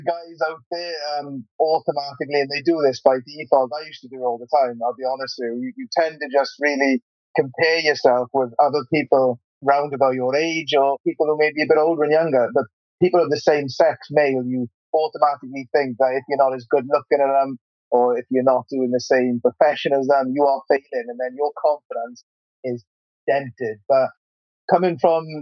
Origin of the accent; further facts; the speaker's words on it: Wales, United Kingdom; moved away as an adult; now in England; I'm from Wales originally. So yeah, I've now moved countries.